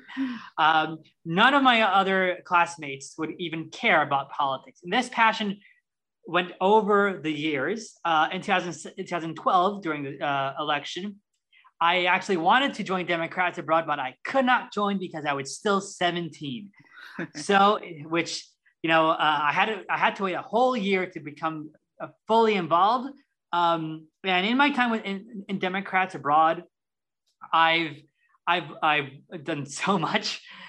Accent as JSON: {"language": "English", "town": "Columbus", "region": "Ohio", "country": "United States", "moved": "yes", "lives_now": "Costa Rica", "said": "I am 27 years old. I live in Costa Rica. I'm originally from Columbus, Ohio."}